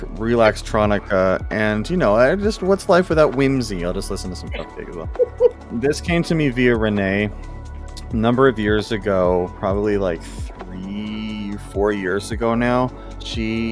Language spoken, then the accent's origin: English; Canada; we're Canadian